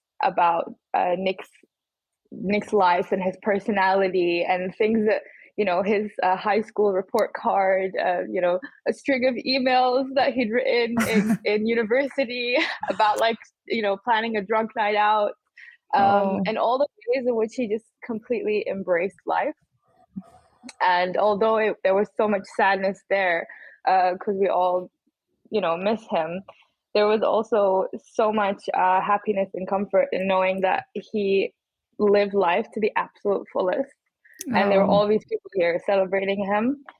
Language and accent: English; Bahrain; So I was born in Bahrain. My mom is English and my dad's Bahraini.